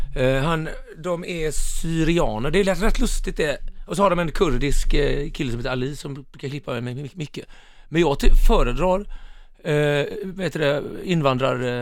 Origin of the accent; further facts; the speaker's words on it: Mölnlycke, Västra Götaland, Sweden; now in Stockholm, Sweden; när jag växte upp i Mölnlycke